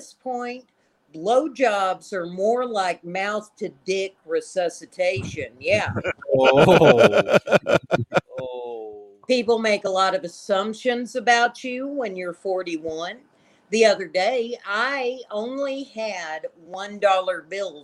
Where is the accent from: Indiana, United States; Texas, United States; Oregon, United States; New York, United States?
Texas, United States; Lubbock; I'm from the Lubbock, Texas area